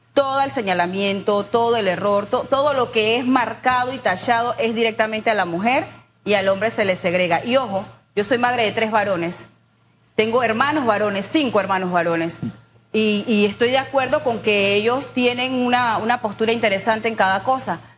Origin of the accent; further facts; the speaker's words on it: San Miguelito, Panama; yo crecí en San Miguelito, en un área no tan urbanizada, Cerro Batea, sector 7, Las Colinas